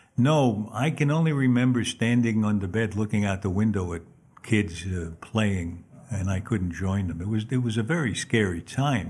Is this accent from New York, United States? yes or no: yes; New York City, New York, United States; I was born in Manhattan on 33rd Street and thir- actually 32nd and 3rd Avenue